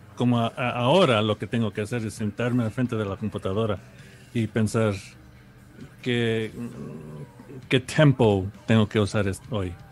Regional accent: New York, United States; yo nací en Nueva York en los 75

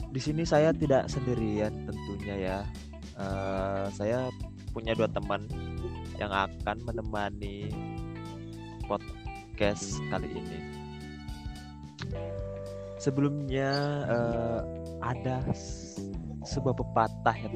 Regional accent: Majene, West Sulawesi, Indonesia; Uh, saya berasal dari Majene, Sulawesi Barat dan menempuh kuliah di Universitas Negeri Malang.

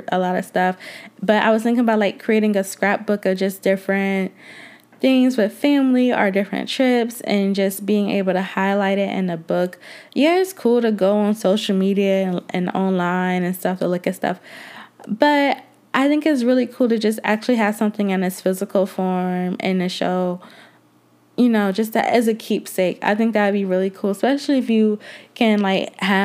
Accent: Georgia, United States; also born or lived in Atlanta, Georgia; I do love Atlanta, even though I'm not originally from there, but I live there and I am originally from Georgia.

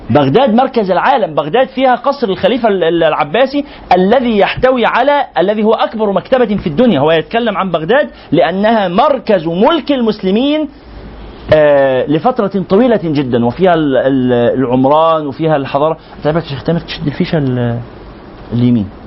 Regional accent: Egypt; الهرم معروف هنا معناه البناء الايه اللي عندنا في مصر

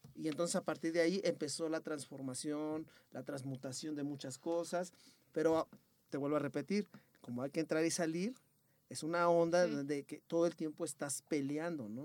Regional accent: Nezahualcóyotl, State of Mexico, Mexico; accent: español ñero; nosotros somos de Nezahualcóyotl

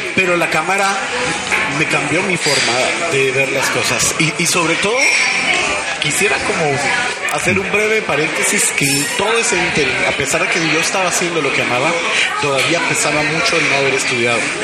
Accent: Guatemala; De Guatemala de Guatemala.

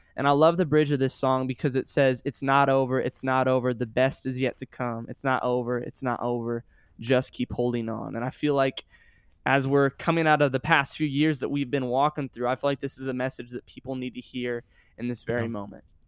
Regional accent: Sioux Falls, South Dakota, United States; also born or lived in Joplin, Missouri; I was born in Joplin, Missouri, and I lived there till I was nine years old, and then I moved to Sioux Falls, South Dakota.

